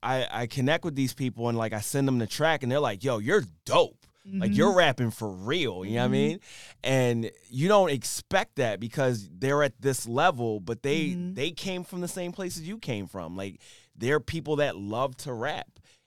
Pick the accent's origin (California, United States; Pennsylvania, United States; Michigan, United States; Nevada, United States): Pennsylvania, United States; Philadelphia; I'm from Philly.